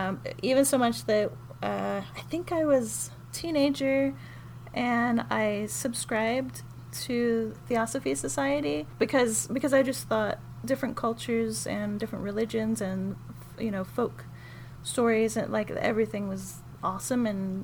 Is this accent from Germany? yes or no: yes; Germany; moved away; So I was born in Germany